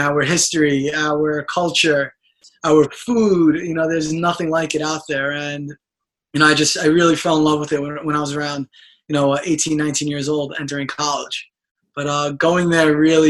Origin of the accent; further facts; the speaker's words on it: New York City, New York, United States; growing up in Brooklyn pretty much all my life to immigrant parents